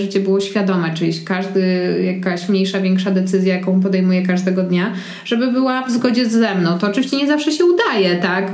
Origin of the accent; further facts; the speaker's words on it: Warsaw, Masovian Voivodeship, Poland; Ja jestem z Warszawy i wychowywałam się w centrum